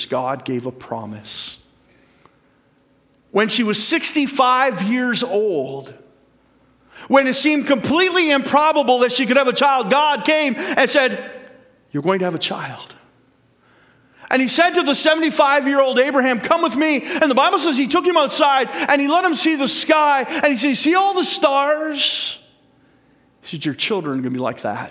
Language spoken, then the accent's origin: English; Port Dover, Ontario, Canada; I went to Port Dover Composite School too.